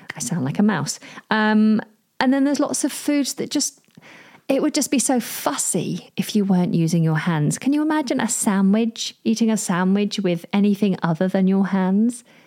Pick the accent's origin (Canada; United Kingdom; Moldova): United Kingdom; I'm British